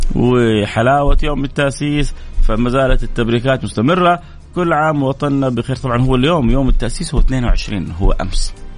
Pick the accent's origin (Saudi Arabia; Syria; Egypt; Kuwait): Saudi Arabia; Jeddah, Makkah Province; عندنا في جده